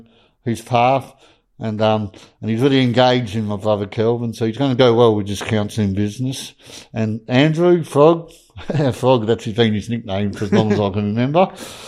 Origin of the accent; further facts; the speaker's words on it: Harvey, Western Australia, Australia; my hometown of Harvey